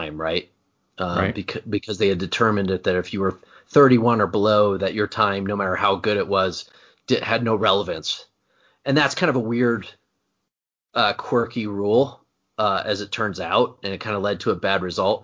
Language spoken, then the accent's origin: English; Indiana, United States; growing up in Indiana